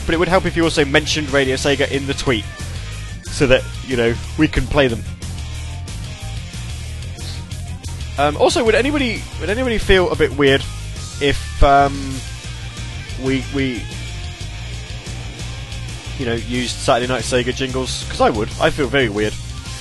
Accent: England, United Kingdom; being English

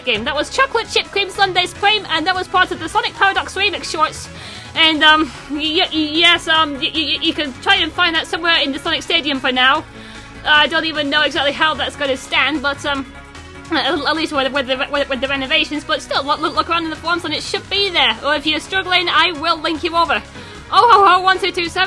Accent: near the Scottish border, the north of England, United Kingdom; I'm not from Scotland, but I'm not too far from the border

